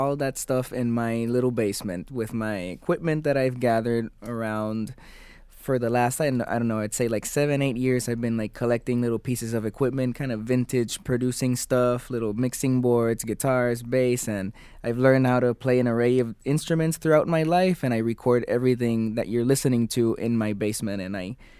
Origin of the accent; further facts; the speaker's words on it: Puerto Rico; Puerto Rico is very close to Jamaica.